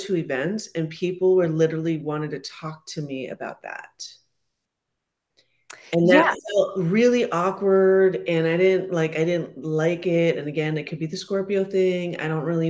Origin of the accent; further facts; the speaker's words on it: San Francisco, California, United States; I didn't grow up with hockey. I'm from San Francisco.